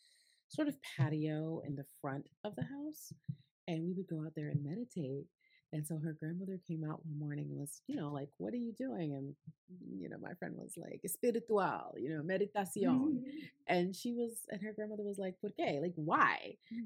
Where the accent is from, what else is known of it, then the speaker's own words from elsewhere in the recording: Connecticut, United States; I grew up in Connecticut, right?